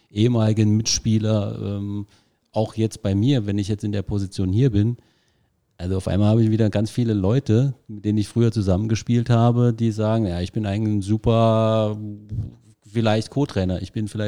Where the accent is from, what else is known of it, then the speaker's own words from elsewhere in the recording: Zweibrücken, Rhineland-Palatinate, Germany; meine Frau ist aus Homburg, ich bin aus Zweibrücken, also kann man im Fußballbereich schon als Heimat bezeichnen.